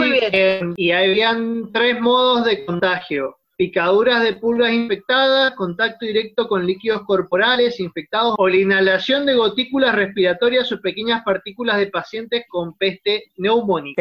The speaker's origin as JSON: {"language": "Spanish", "region": "Mendoza", "country": "Argentina", "said": "nosotros que somos de Mendoza"}